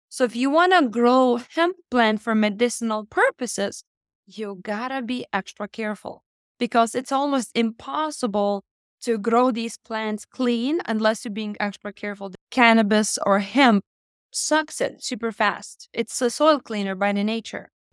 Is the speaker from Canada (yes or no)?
no; Lithuania; moved away as an adult; now in United States; I came from Lithuania in the United States when I was twenty-one